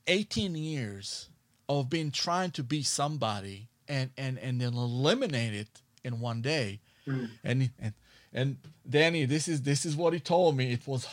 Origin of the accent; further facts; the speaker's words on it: Israel; English is a second language; moved away as an adult; now in Los Angeles, United States; Well, in 1997, I moved to Los Angeles from Israel, okay, and I went to Musician Institute